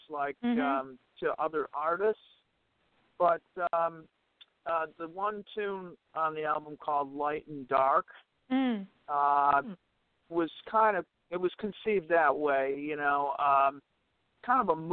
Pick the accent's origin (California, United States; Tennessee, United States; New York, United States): New York, United States; Syracuse; Syracuse, New York, my hometown